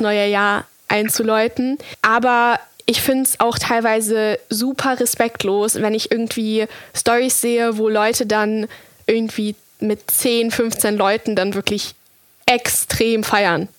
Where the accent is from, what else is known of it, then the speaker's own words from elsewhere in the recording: Munich, Bavaria, Germany; wir kommen aus München